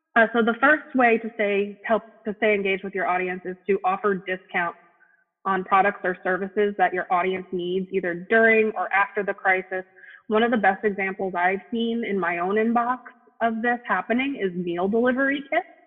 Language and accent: English; New Jersey, United States; moved away as an adult; now in Philadelphia area, United States; I'm from the New York City area originally